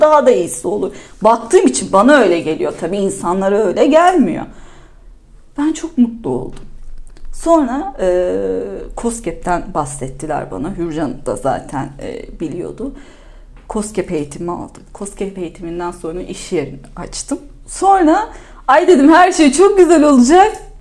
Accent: İzmir, Turkey; bir İzmirli olarak da İzmir'i de seven biri olarak da ve burada yaşamaktan keyif alıyorum.

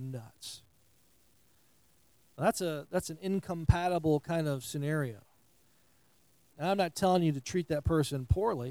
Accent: New York, United States; moved away as an adult; now in Southern United States; I'm from New York, in New York

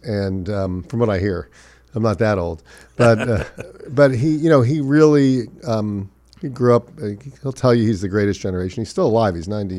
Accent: Miami Beach, Florida, United States; Well, I was born and raised in Miami Beach. I went to the same high school my mother taught at and where my daughter will graduate from this year.

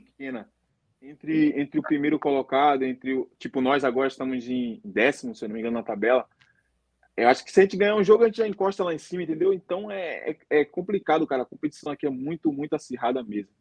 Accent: Northeast Region, Brazil; moved away as an adult; also born or lived in Fortaleza / South Africa / United Arab Emirates; now in South Korea; eu, no caso, sou do Nordeste

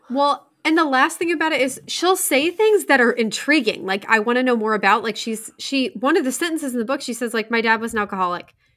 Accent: Indiana, United States; I was from Indiana

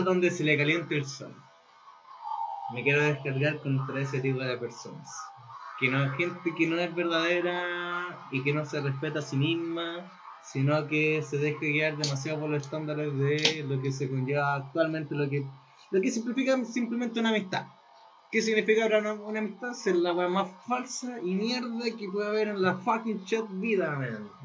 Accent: Chile; also born or lived in northern Chile; a mí y a mi otro amigo chileno nos daba vergüenza nuestra cultura

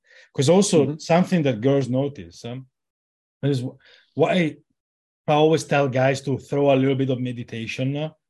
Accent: Italy; No, of course I'm from Italy.

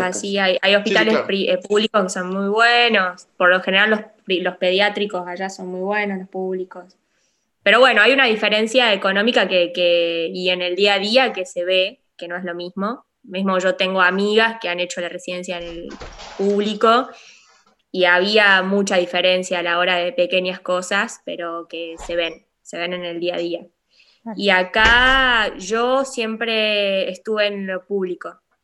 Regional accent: La Rioja, Argentina; moved away as an adult; also born or lived in Córdoba, Argentina; now in Nîmes, France; soy médica argentina, nacida en La Rioja

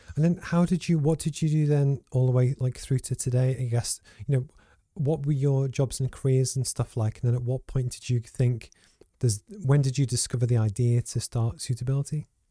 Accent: Liverpool, North West England, United Kingdom; also born or lived in Low Fell, Gateshead; now in Gateshead, United Kingdom; I grew up in Liverpool

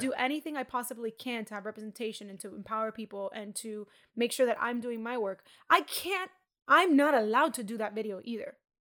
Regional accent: Miami, Florida, United States; I grew up in Miami

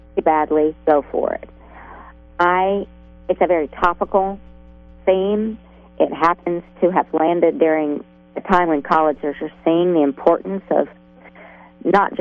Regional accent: Oklahoma, United States; now in California, United States; I'm from Oklahoma

